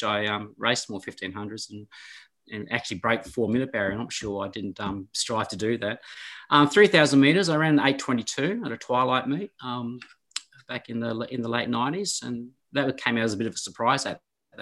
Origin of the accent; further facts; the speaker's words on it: Orford, Tasmania, Australia; also born or lived in Kingston, Tasmania; my hometown Orford